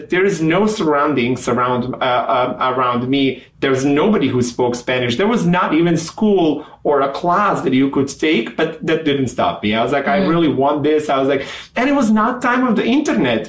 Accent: Montenegro; first language Serbian; English is a second language; moved away as an adult; also born or lived in Mexico / Chicago; now in United States; I'm from Montenegro. We used to be a part of Yugoslavia, which majority of Yugoslavia speaks Serbian language. Mm-hmm. So I grew up speaking Serbian

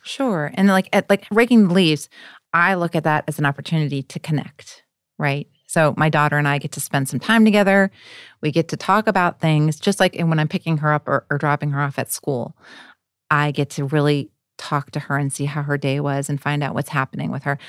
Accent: Wisconsin, United States; in a white middle class family in Wisconsin

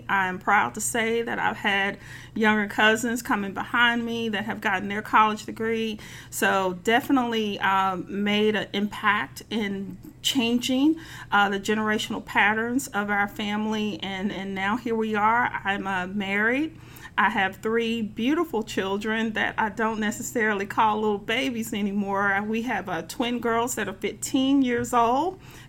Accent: Memphis, Tennessee, United States; also born or lived in Chicago area; I grew up in North Memphis, one of the oldest African-American communities in this city, New Chicago, and I was born, raised there, educated at elementary school, Brownsville Road Elementary, Manassas High School at the time for a couple of years, and then we moved to Whitehaven.

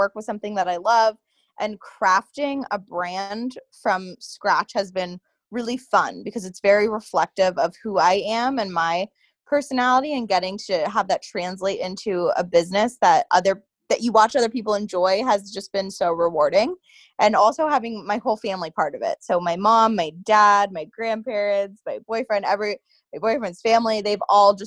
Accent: Bethlehem, Pennsylvania, United States; I was born and raised in Bethlehem

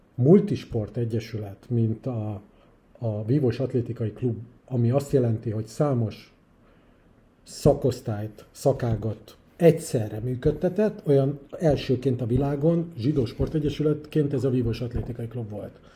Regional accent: Budapest, Hungary; also born or lived in Szolnok / Kaposvár / Israel; Hát én pesti gyerek vagyok, én, én, én itt nevelkedtem Budapesten

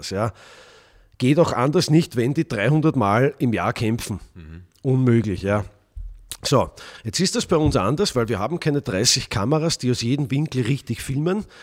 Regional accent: Vienna, Austria; Das war in Wien, meiner Heimatstadt.

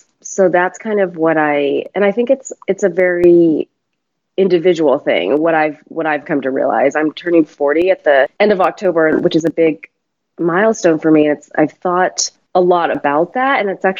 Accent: United States; So I was brought up in the States and kind of moved around quite a bit. So also had a very nomadic upbringing.

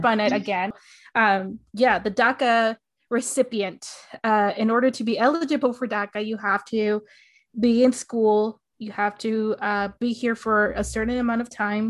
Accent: Arizona, United States; my hometown in Arizona

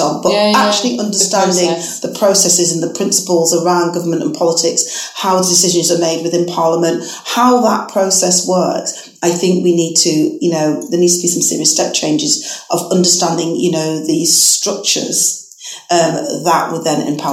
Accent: Manchester, North West England, United Kingdom; now in Leicester, United Kingdom; my hometown, Manchester.

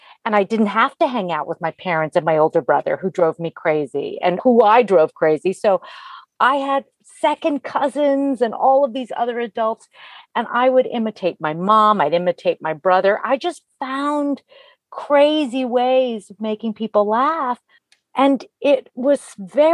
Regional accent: Italy; moved away; I was born in Italy

